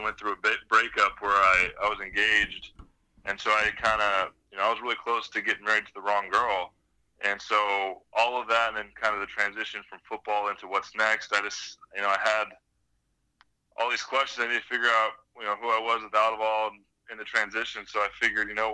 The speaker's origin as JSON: {"language": "English", "town": "Anaheim", "region": "California", "country": "United States", "tie": "born or raised there", "also_born_or_lived": "Las Vegas / Atlanta / Tampa", "moved": "as an adult", "said": "Up in Southern California in Orange County, Anaheim."}